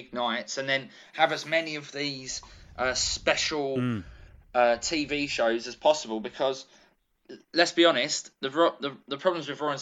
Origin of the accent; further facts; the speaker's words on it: United Kingdom; accent: British; being British